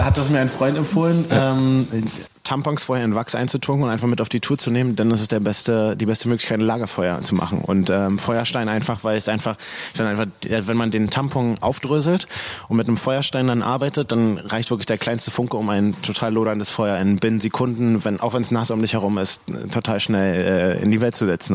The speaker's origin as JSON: {"language": "German", "region": "Berlin", "country": "Germany", "tie": "born or raised there", "said": "Ich bin in Berlin groß geworden"}